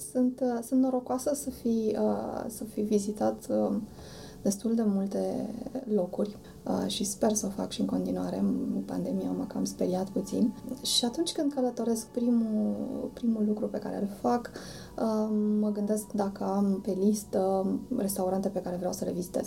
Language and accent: Romanian; Romania; suntem din România